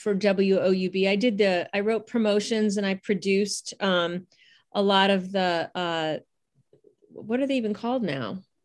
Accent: Garfield Heights, Ohio, United States; now in Pennsylvania, United States; I'm from Garfield Heights.

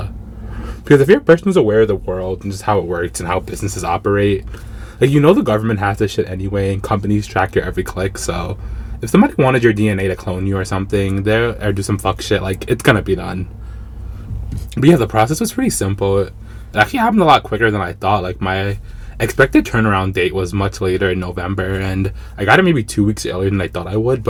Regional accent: New York City, New York, United States; I'm ethnically Jamaican, but I was born and raised here in the States, obviously in New York

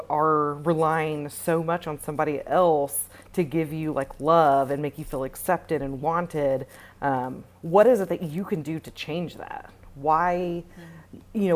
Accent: Tennessee, United States; moved away as an adult; now in Austin, United States; I currently live in Austin, Texas. I'm originally from Tennessee

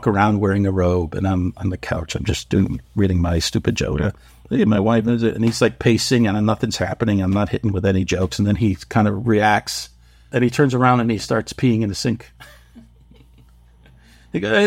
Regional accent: Waterbury, Connecticut, United States; moved away as an adult; also born or lived in New York City; in my hometown, I was in this little factory town called Waterbury, Connecticut

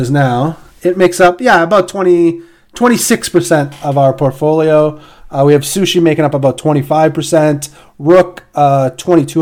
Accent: Canada; Being a Canadian

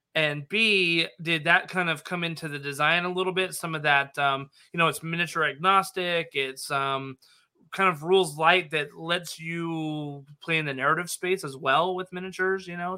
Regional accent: Nevada, United States; I grew up in Nevada that's where uh, my stomping grounds were

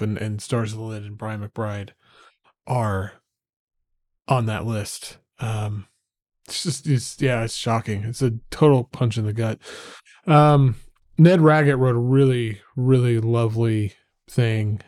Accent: Oklahoma, United States; being in Oklahoma, growing up in Oklahoma

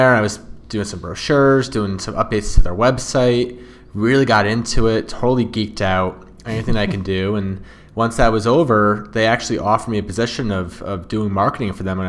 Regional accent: Wallingford, Connecticut, United States; Wallingford, Connecticut.

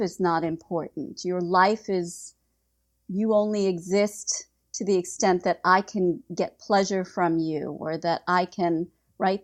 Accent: United States; also born or lived in Prague; I'm an American

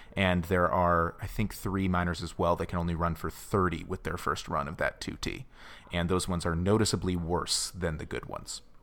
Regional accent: United States; silly American

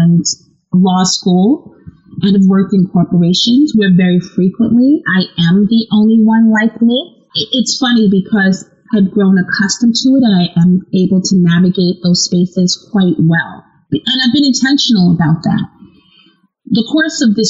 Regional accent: United States; as an American

